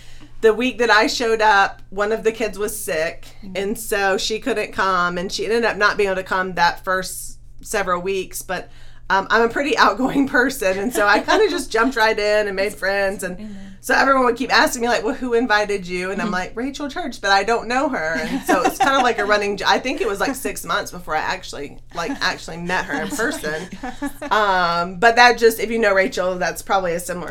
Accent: Summerville, South Carolina, United States; moved away; also born or lived in Charleston, South Carolina; I'm originally from Somerville, South Carolina. It used to be a small town

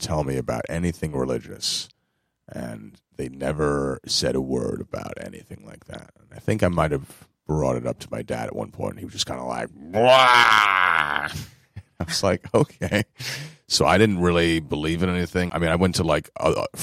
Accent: New York, United States; as a New Yorker

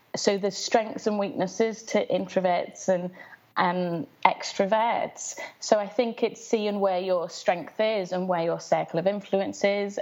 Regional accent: Liverpool, North West England, United Kingdom; I grew up in West Everton, which is a very low-income area in Liverpool

